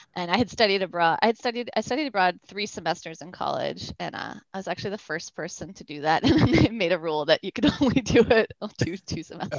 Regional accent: Newton, Massachusetts, United States; also born or lived in Brazil; I grew up in Boston

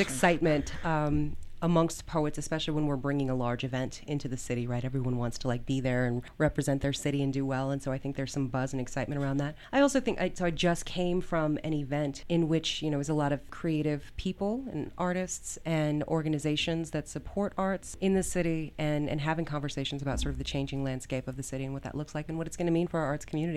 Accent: Denver, Colorado, United States; I am born and raised in Denver, Colorado. I was raised in Park Hill. I have lived here my entire life

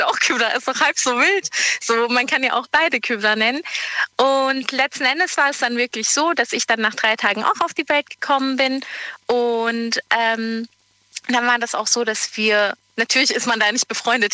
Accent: Geislingen, Baden-Württemberg, Germany; Ich komme aus Geislingen.

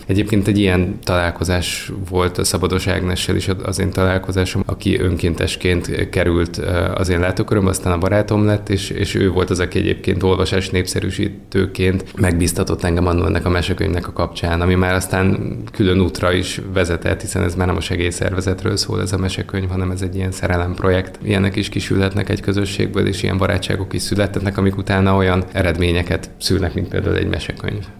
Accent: Nagytarcsa, Pest, Hungary; ahol én felnőttem

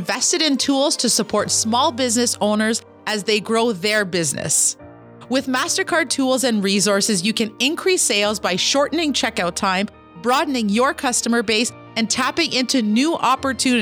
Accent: Kitigan Zibi, Quebec, Canada; I'm an entrepreneur from Kitigan, Zibi, Anishinaabe

